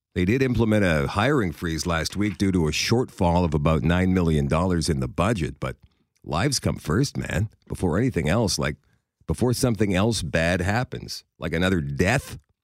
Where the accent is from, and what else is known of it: Canada